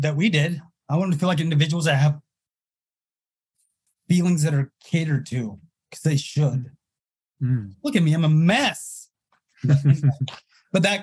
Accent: Utah, United States; I'm from Utah

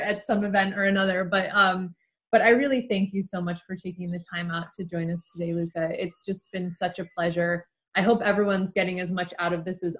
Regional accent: United States; accent: American

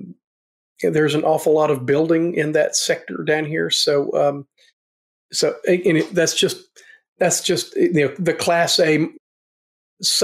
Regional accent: Nashville, Tennessee, United States; born or raised there; now in Fayetteville, United States

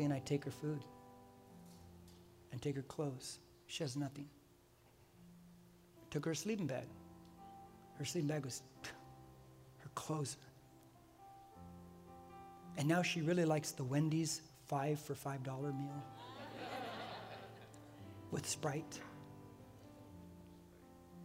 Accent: United States; I'm an American.

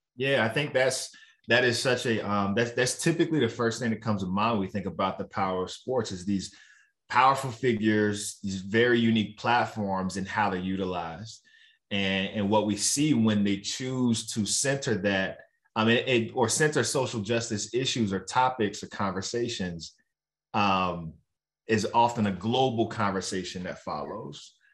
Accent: Roanoke, Virginia, United States; growing up in Roanoke, Virginia

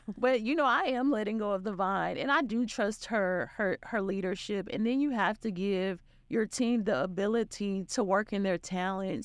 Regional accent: Arkansas, United States; also born or lived in Florida / Charlotte; now in Dallas, United States; I'm from Arkansas and, um, you can, you can hear in the accent

